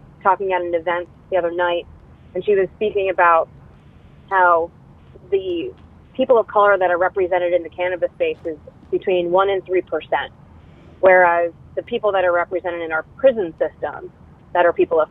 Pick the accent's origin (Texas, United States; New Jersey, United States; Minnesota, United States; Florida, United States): New Jersey, United States; New Jersey, my home state